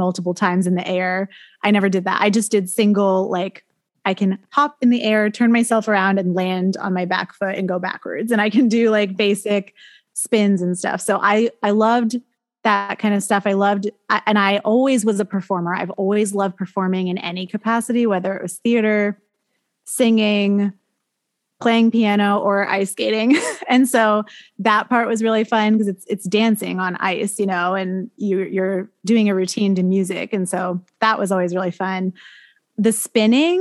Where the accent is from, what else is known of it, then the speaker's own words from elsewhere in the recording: New Hampshire, United States; also born or lived in Maine / Boston; I grew up in New Hampshire. I went to college in Maine and then I moved to Boston and now I'm back in New Hampshire